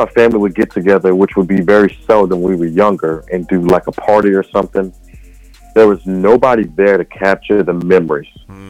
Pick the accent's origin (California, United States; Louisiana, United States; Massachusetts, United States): Louisiana, United States; Thibodaux; I hail from South Louisiana, a little town called Thibodaux. And let's see, I'm the middle child of 11. What else? Oh, I'm a photographer. I'm a regular churchgoer.